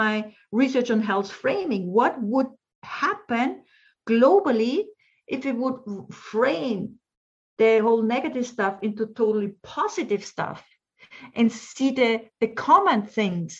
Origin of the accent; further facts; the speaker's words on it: Austria; English is a second language; I'm an Austrian. We have Austrian German. it's a huge difference with our dialect